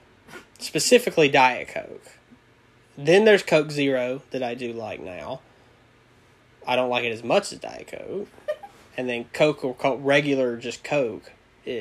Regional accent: Louisiana, United States; I'm from Louisiana.

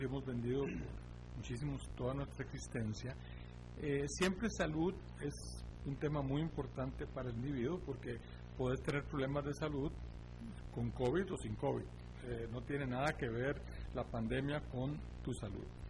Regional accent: Costa Rica; somos bendecidos como costarricenses

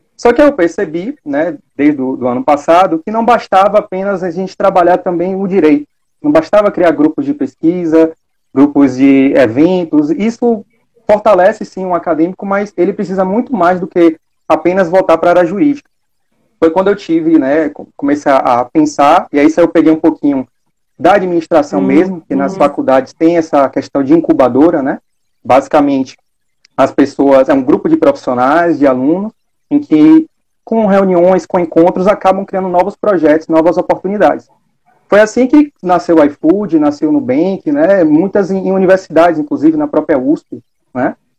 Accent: Salvador, Bahia, Brazil; eu sou daqui de Salvador

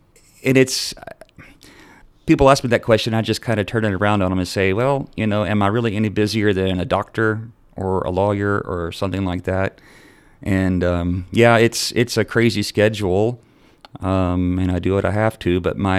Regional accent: Henrietta, Texas, United States; born or raised there; moved away

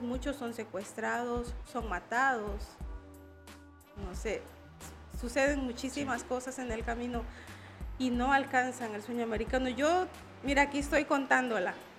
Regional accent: La Libertad, El Salvador; moved away as an adult; now in Tuxtla Gutiérrez, Mexico; Yo soy una mujer migrante, soy salvadoreña, soy del Departamento de la Libertad del Salvador.

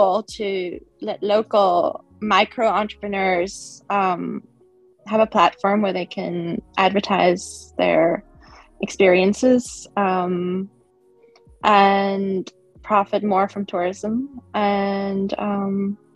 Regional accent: Tanzania; also born or lived in Sweden; now in Cape Town, South Africa; I grew up in Tanzania

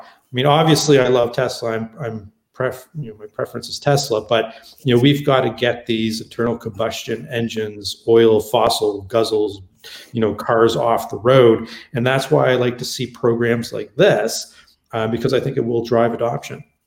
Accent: Canada; also born or lived in California; since I'm Canadian

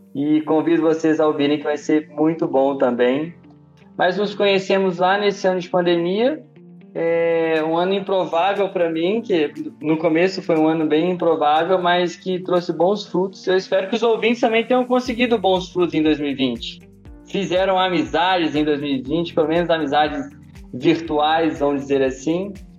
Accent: Belo Horizonte, Minas Gerais, Brazil; tenho 33 anos, sou de Belo Horizonte

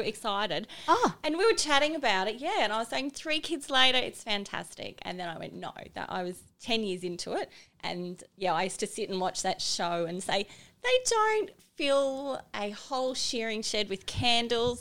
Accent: Cairns, Queensland, Australia; also born or lived in Bundaberg / Brisbane / Arcadia Valley; I was born in Bundaberg and then I grew up in Cairns.

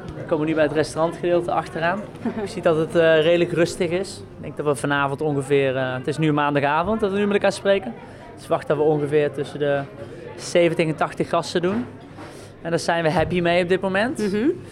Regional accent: the south of the Netherlands, Netherlands; now in Amsterdam, Netherlands; waar ik vandaan kom in het zuiden

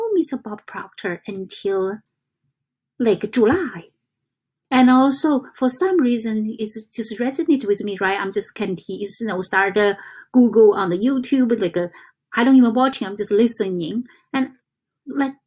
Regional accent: China; English is a second language; moved away as an adult; I come from China in 1996.

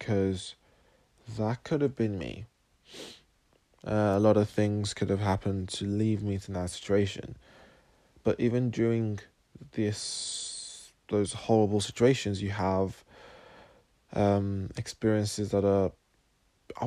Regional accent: Sierra Leone; now in Cambridge, United Kingdom; I was born in Sierra Leone and I now live in Cambridge in the UK

